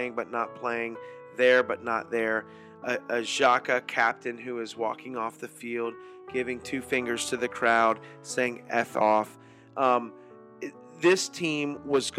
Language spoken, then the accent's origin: English; United States; as an American